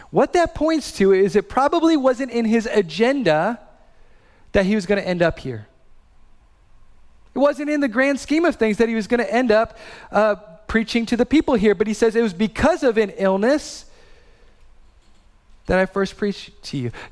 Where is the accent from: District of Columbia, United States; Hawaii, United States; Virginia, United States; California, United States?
Hawaii, United States; born there; also born or lived in Midwest; So I was born in Hawaii. I lived in the Midwest.